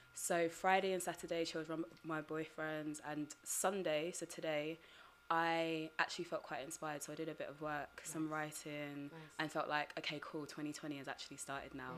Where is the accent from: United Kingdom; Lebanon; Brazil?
United Kingdom; my family heritage I'm Ugandan mm-hmm. but growing up in Britain